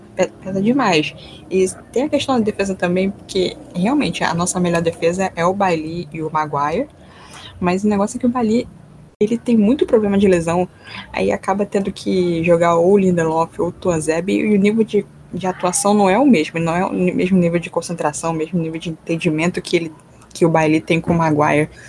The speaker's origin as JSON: {"language": "Portuguese", "region": "Rio de Janeiro", "country": "Brazil", "said": "Sou aqui do Rio"}